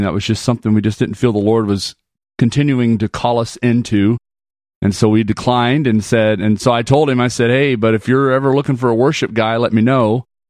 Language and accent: English; Panama; born there; also born or lived in Germany / Arizona / Texas / Atlanta; My dad was in the military, and so we've lived pretty much around the world. I was born in Panama, Central America. We lived in Germany, Arizona, Texas. Finally landed in Atlanta